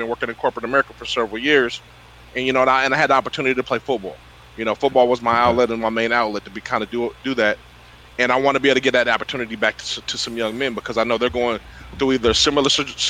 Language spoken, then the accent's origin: English; Freeport, California, United States; we were raised in Freeport. I lived in the gardens.